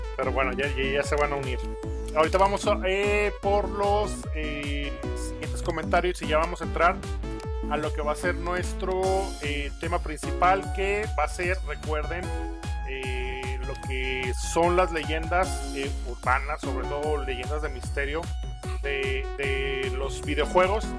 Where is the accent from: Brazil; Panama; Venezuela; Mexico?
Mexico; Aguascalientes; Nosotros somos de Aguascalientes